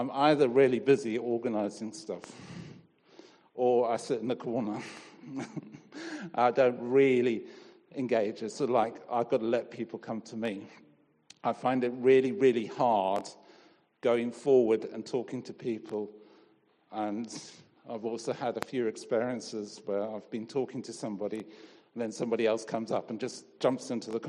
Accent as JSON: {"language": "English", "country": "Zimbabwe", "tie": "born or raised there", "said": "I grew up in Rhodesia. My dad was initially in the police and then he worked for the railways."}